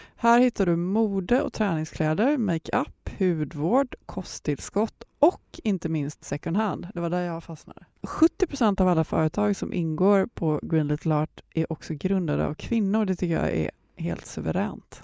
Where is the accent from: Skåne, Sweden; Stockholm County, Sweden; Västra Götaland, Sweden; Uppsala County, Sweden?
Västra Götaland, Sweden; Gothenburg; jag kommer från Göteborg